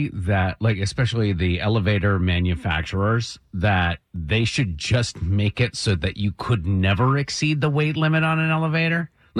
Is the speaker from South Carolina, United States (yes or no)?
no; Vermont, United States; moved away; I'm from Vermont originally.